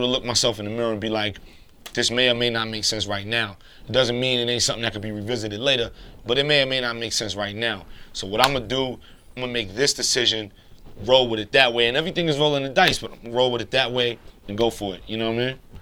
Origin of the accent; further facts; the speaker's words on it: New York City, New York, United States; also born or lived in Queens, New York; as a New Yorker, as somebody from Brooklyn